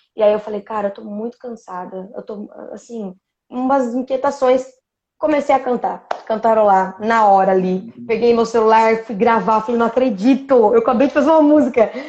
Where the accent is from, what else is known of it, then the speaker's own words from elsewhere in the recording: interior of São Paulo, Brazil; Eu sou do interior de São Paulo, as pessoas da minha cidade, elas tem um pouco disso